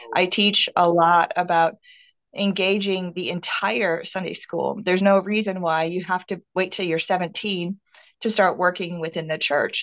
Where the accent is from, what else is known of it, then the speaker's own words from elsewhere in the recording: Minnesota, United States; moved away as an adult; now in Texas, United States; I grew up, born and raised in Minnesota